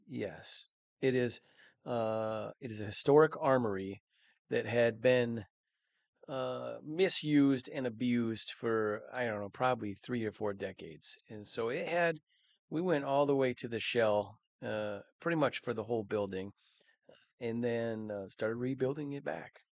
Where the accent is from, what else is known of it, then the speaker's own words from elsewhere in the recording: Mankato, Minnesota, United States; Born and raised in Mankato, Minnesota.